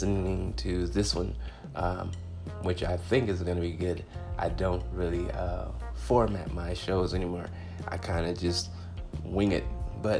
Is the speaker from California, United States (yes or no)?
yes; Compton, California, United States; now in Phoenix, United States; I'm a 10-year comedian in the Phoenix, Arizona area, and I'm originally from Compton, California.